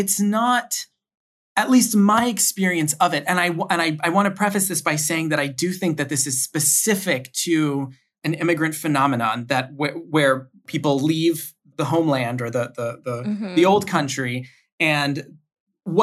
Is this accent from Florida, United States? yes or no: yes; Aventura, Florida, United States; moved away as an adult; also born or lived in Baltimore, Maryland; now in Providence, United States; I grew up in Aventura